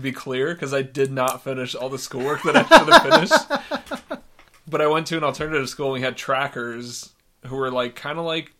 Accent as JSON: {"language": "English", "town": "Denver", "region": "Colorado", "country": "United States", "tie": "born or raised there", "also_born_or_lived": "Florida / Tennessee", "said": "I've lived in northern Florida, Tennessee, mostly Colorado. I grew up around Denver, in all over the Denver metro area, but spent the most time around Montbello area, which anybody who knows Denver knows that that's not a great area."}